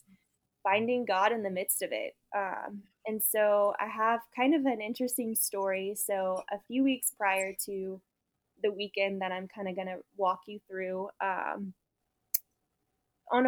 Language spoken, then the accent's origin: English; New Orleans, Louisiana, United States; I was born and raised in New Orleans, Louisiana.